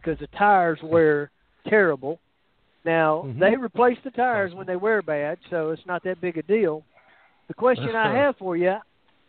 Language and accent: English; Georgia, United States; I'm from Georgia